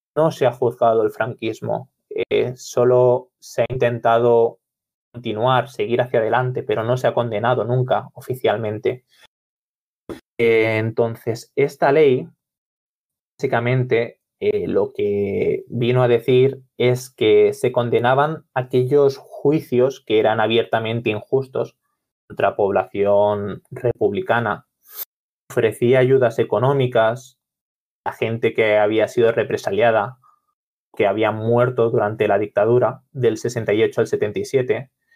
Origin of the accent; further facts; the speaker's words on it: Barcelona, Catalonia, Spain; soy de Barcelona